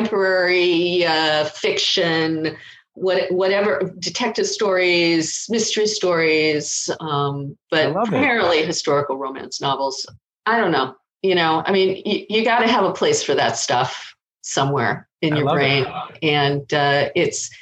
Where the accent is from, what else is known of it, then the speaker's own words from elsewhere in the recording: Los Angeles, California, United States; I grew up in Los Angeles.